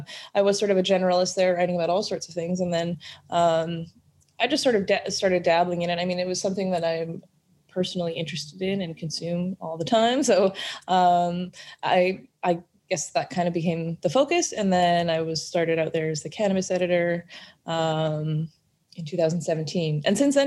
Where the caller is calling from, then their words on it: Vancouver, British Columbia, Canada; I'm in Vancouver, BC.